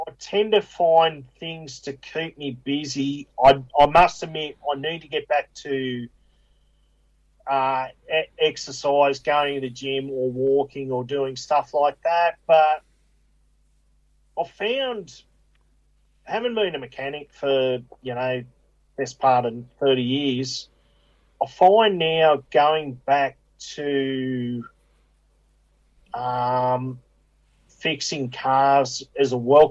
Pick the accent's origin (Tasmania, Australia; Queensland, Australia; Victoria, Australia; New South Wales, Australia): New South Wales, Australia; Picnic Point; I grew up in Pitney Point and, you know, on the Georges River there.